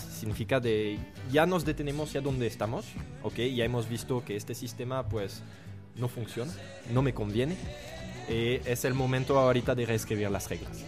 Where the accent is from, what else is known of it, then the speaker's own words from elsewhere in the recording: France; Spanish is a second language; moved away as an adult; now in Guatemala; soy francés, pensé, soy joven